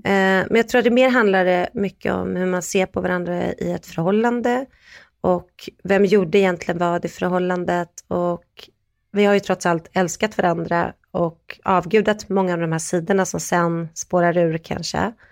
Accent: Sweden; vi är från Sverige

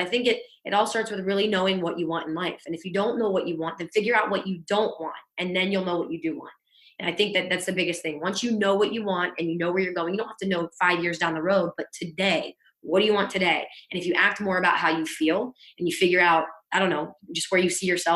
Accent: East Liverpool, Ohio, United States; moved away as an adult; also born or lived in Pittsburgh, Pennsylvania; now in Florida, United States; My hometown is East Liverpool, Ohio

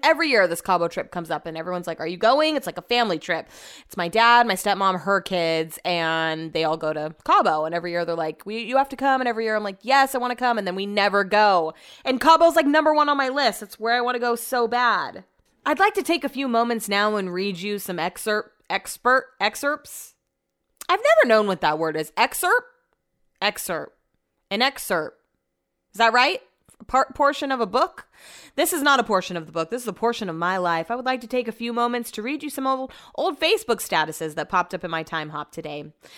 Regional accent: Sacramento, California, United States; also born or lived in Folsom, California; I grew up in College Greens

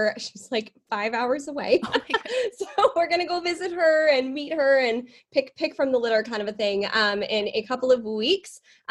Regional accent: England, United Kingdom; born there; I was born in England.

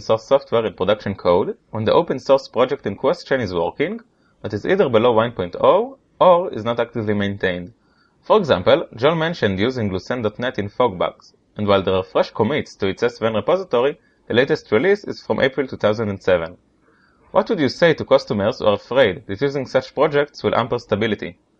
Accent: Israel; I'm from Israel

